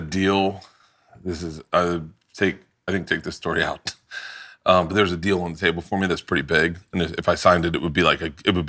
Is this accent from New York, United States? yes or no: no; Tampa, Florida, United States; because I grew up in Tampa.